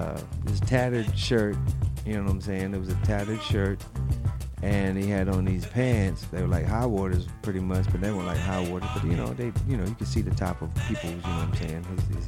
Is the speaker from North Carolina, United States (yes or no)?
yes; Raleigh, North Carolina, United States; I'm from Raleigh, so I'm always polite, always nice.